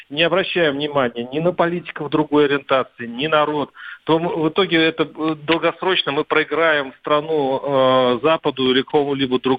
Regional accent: Russia; когда люди э, на площади узнают, что мы из России

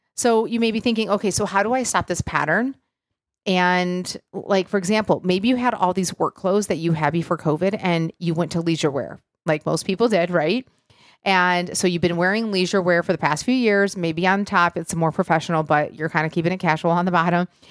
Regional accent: Michigan, United States; now in Nashville, United States; growing up in Michigan, we got out mid-June, went back after Labor Day.

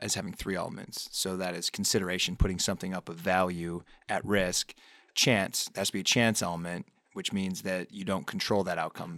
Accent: upstate New York, United States; I grew up in a town in upstate New York that was pretty much in the middle of the state

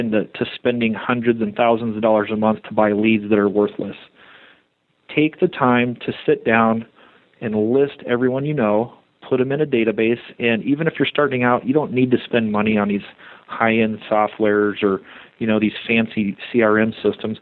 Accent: Colorado Springs, Colorado, United States; I was born in Colorado Springs, and I actually grew up in that neighborhood as a child

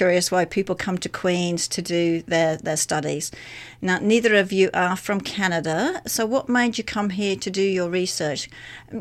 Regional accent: Sydney, New South Wales, Australia; moved away; I'm from Sydney.

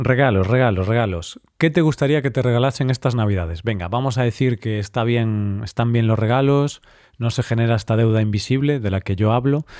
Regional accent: Vigo, Galicia, Spain; moved away; Vigo, la ciudad donde mi ciudad natal, ahora no vivo ahí

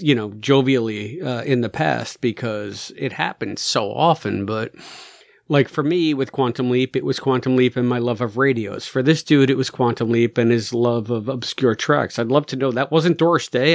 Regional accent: United States; As an American

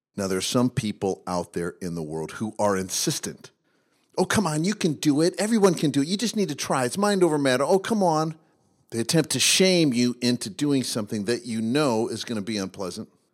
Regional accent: Midwest, United States; as a 12 year old boy growing up in the Midwest

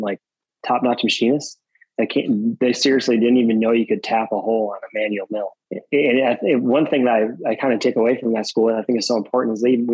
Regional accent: Wisconsin, United States; I grew up in Wisconsin.

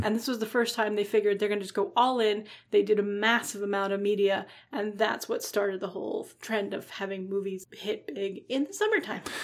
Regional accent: Matawan, New Jersey, United States; I am from Mattawan, New Jersey

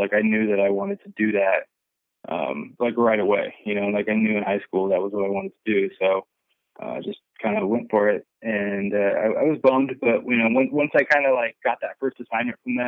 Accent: Bay Area, California, United States; I was growing up in the Bay Area

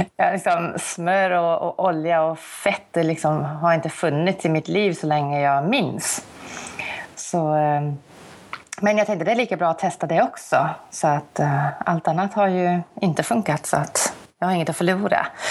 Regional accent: South Africa; moved away as an adult; now in Sweden; Jag är ju uppvuxen i Sydafrika

